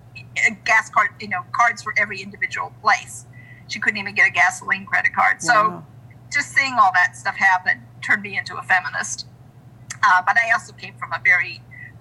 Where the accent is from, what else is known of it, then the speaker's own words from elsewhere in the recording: Southern California, United States; moved away as an adult; also born or lived in Fredericksburg, Virginia; now in Central Virginia, United States; I grew up in Southern California.